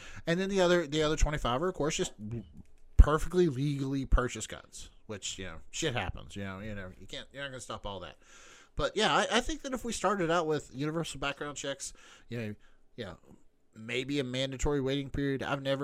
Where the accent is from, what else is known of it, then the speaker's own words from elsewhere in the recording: West Virginia, United States; moved away; we grew up in West Virginia. Guns are ubiquitous in fucking West Virginia